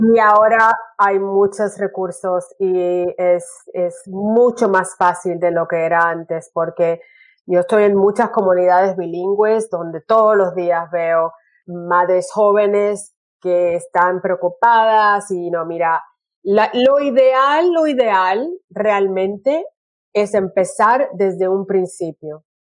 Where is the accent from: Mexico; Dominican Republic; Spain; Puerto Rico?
Puerto Rico; also born or lived in California; now in Brisbane, Australia; yo soy eh, puertorriqueña